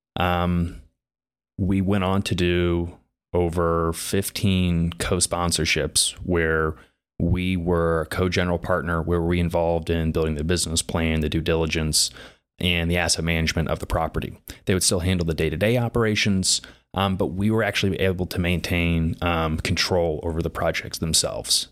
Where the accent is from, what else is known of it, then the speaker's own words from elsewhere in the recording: Indianapolis, Indiana, United States; also born or lived in Bloomington / New York City; I was born and raised in Indianapolis